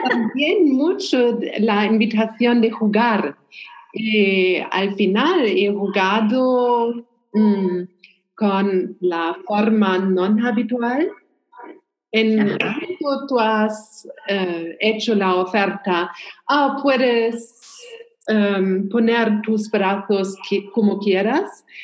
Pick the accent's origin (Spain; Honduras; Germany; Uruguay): Germany; Spanish is a second language; soy alemana